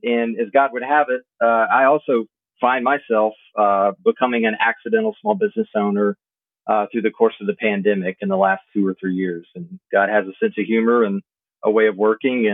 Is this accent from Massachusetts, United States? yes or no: no; Southwest Mississippi, United States; I grew up small town in Southwest Mississippi